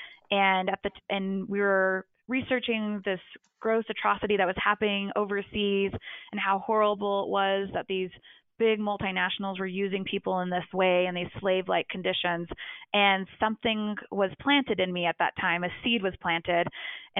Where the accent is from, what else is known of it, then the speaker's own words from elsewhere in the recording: Colorado, United States; moved away as an adult; also born or lived in Houston, Texas; I'm a native Coloradan